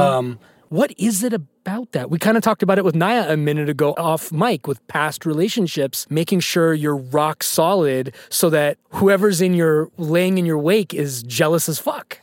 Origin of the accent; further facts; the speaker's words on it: California, United States; I lived in California. I grew up in California